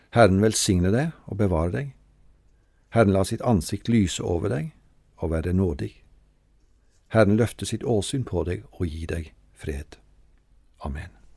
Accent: Treungen, Telemark, Norway; Hjemme i Frikirka i Treungen var det to kors

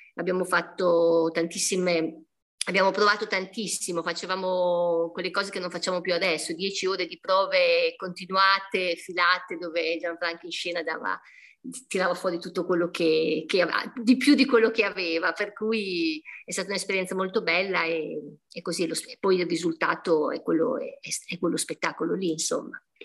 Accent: Modena, Emilia-Romagna, Italy; io sono di Modena

